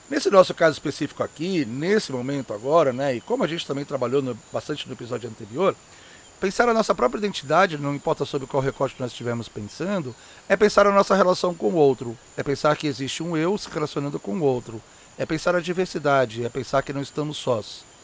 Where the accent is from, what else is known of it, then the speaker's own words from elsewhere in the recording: São Paulo, Brazil; born there; Por isso, mesmo tendo nascido aqui em São Paulo, eu sempre me senti e me vi como chinês.